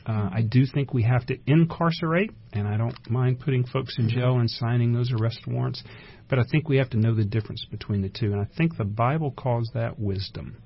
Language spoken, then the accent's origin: English; Round Rock, Texas, United States; I grew up in Round Rock, Texas.